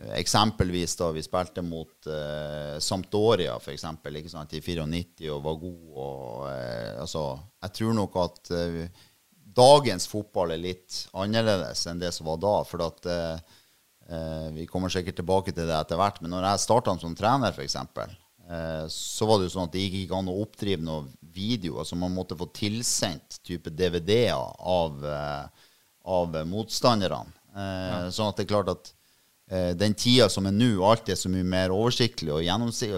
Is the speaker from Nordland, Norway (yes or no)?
yes; Bodø, Nordland, Norway; also born or lived in Oslo; jeg er jo født og oppvokst på Innstranda, da, altså på, på, Bertnes.